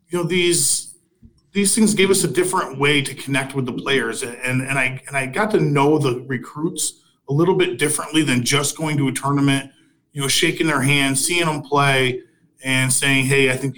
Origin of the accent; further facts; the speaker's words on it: Fulton-Montgomery area, New York, United States; I was working at Fulton Montgomery Community College back in my hometown